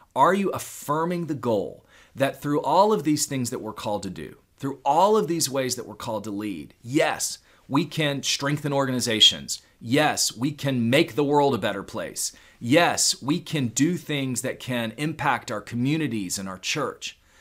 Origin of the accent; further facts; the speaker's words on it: Houston, Texas, United States; growing up in Houston, Texas